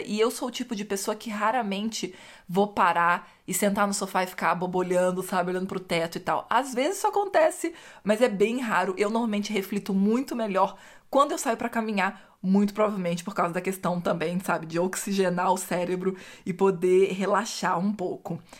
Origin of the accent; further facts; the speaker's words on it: Rio de Janeiro, Brazil; eu cresci no Rio de Janeiro